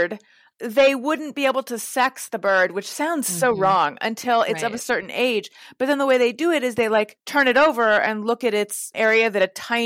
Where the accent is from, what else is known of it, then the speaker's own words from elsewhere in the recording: Orange County, California, United States; also born or lived in Oakland, California / New York; I was born in Oakland, grew up in Orange County, lived in New York for a number of years.